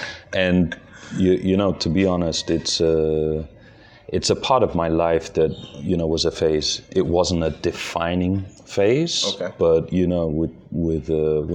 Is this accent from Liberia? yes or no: yes; Bong Mines, Bong County, Liberia; moved away; also born or lived in Buchanan, Liberia; I was born right here in Liberia, in Buchanan. And as I was joking, you know, I'm a Lamco baby. You know, my dad was contracted to Lamco. He's a Norwegian guy.